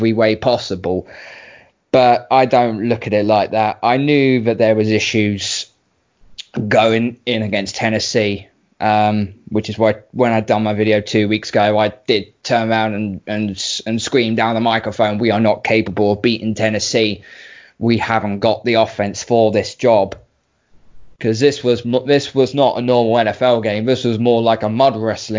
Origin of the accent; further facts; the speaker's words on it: United Kingdom; I'm British